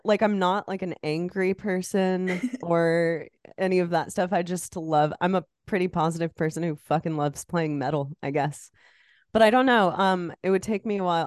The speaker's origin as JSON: {"language": "English", "region": "Iowa", "country": "United States", "said": "I'm from Iowa. It's the corn state"}